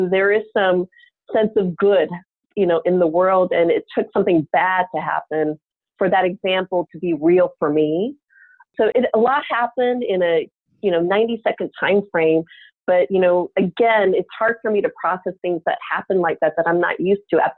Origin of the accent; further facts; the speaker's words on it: Omaha, Nebraska, United States; moved away as an adult; also born or lived in Korea; now in Bay Area, United States; I grew up in Nebraska from the age of three.